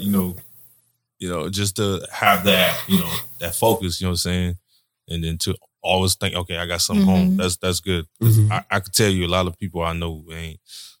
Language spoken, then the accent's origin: English; Haiti; moved away; I grew up in Haiti.